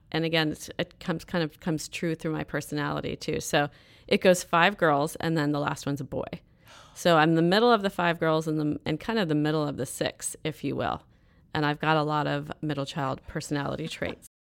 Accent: Fairfax, California, United States; I grew up in Northern California. I'm a true Northern California girl, so north of San Francisco in a small little town called Fairfax

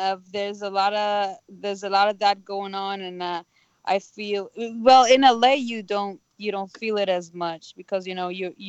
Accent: Israel; now in United States; I was like, I come from Israel. Everybody's naturally rude.

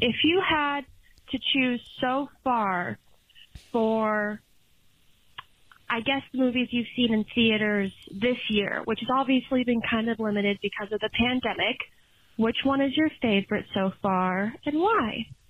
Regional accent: Casper, Wyoming, United States; moved away as an adult; now in Nevada, United States; I'm actually from Casper, Wyoming, and I moved out here to Nevada to finish my college education

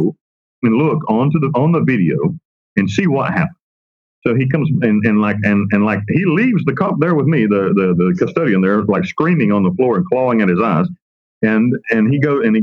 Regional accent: Western North Carolina, United States; I'm from Western North Carolina

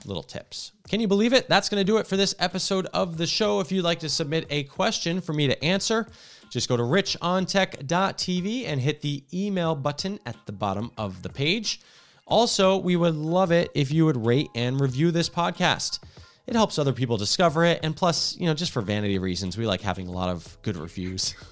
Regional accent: New Jersey, United States; also born or lived in Washington; now in California, United States; I grew up in Jersey where you can't pump your own gas

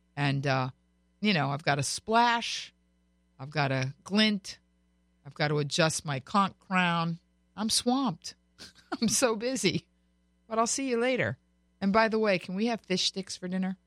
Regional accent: Florida, United States; now in California, United States; I was born and raised in Florida, but I live in California

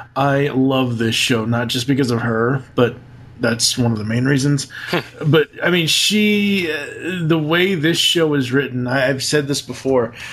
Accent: Massachusetts, United States; accent: Boston; we are both from Massachusetts

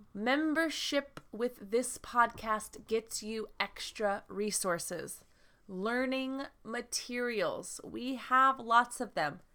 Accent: United States; I am from the United States

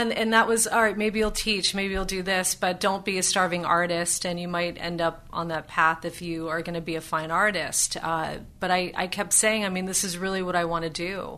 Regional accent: United States; I only knew growing up in the United States

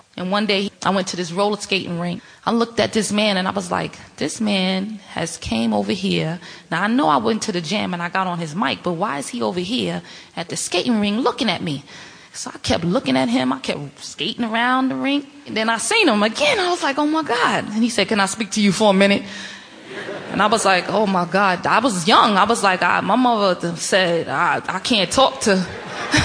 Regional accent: New York City, New York, United States; I grew up in the largest housing project in the world, which is Queensbridge Public Housing

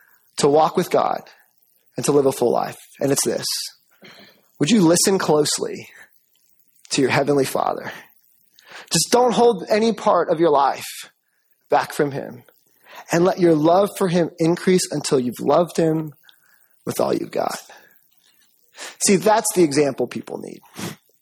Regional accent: Jamaica; I'm Jamaican.

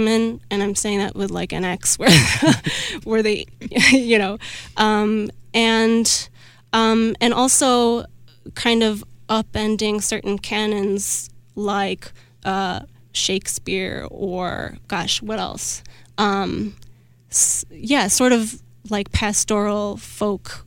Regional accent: Milwaukee, Wisconsin, United States; I grew up in Milwaukee

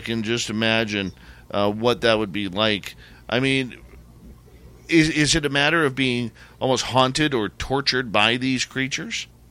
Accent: Canada; I'm a Canadian

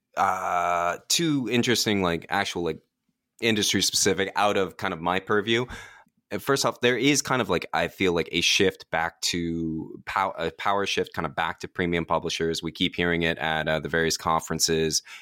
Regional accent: Washington, District of Columbia, United States; I go to Washington Post all the time, um, my hometown newspaper

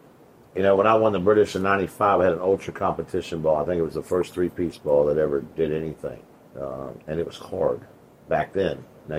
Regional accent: Dardanelle, Arkansas, United States; Arkansas, Dardanelle.

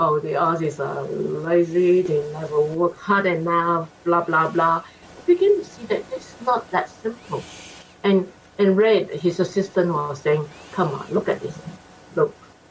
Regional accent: Singapore; moved away as an adult; now in Australia; I was born in Singapore, and I came here in 74.

